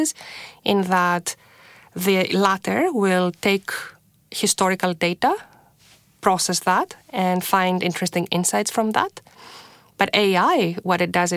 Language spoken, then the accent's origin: English; Greece; moved away as an adult; now in Toronto, Canada; I was born and raised in Greece.